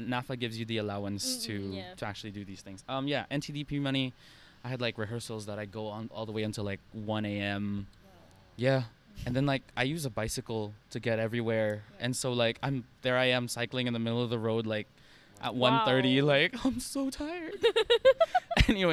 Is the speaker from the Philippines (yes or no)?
yes; Philippines; now in Singapore; being a Filipino in Singapore